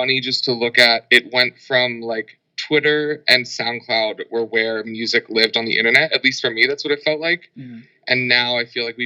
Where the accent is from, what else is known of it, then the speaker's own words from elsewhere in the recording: Philadelphia, Pennsylvania, United States; now in Los Angeles, United States; I'm from Philadelphia. I live in Los Angeles currently.